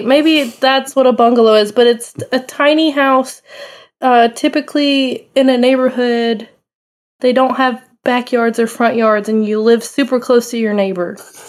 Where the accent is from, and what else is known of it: United States